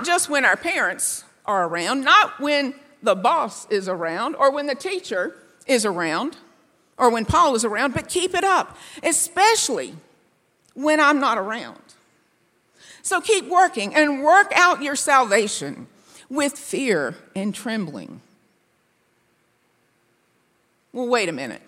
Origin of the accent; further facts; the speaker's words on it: Bible Belt, Southern United States, United States; people born and raised in the Bible Belt